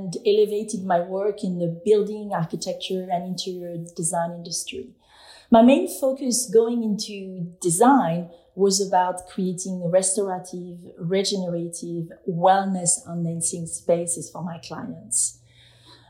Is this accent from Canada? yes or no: no; France; now in New York, United States; I was born and raised in France